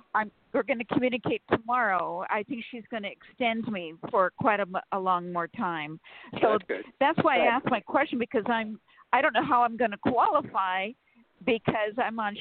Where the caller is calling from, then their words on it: California, United States; from California.